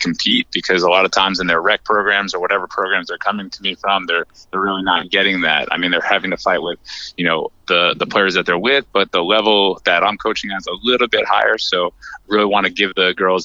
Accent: New York, United States; moved away as an adult; now in North Carolina, United States; I hail from New York, but I recently relocated about 6 years ago to North Carolina

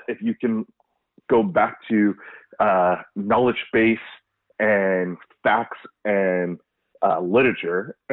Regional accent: Los Angeles, California, United States; now in West Bloomfield, United States; I'm from Los Angeles

